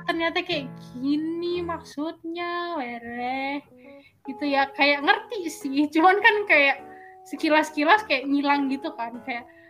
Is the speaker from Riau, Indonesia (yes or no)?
no; Surakarta, Central Java, Indonesia; moved away; also born or lived in Schwelm, Germany; rumah aku dulu di Solo